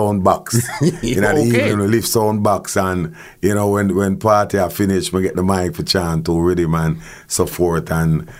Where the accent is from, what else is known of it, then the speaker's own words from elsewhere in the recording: Kingston, Jamaica; also born or lived in Marvalley, Kingston / Washington Garden, Kingston; I was born and raised on Walton Park Road, which is 77 Lane.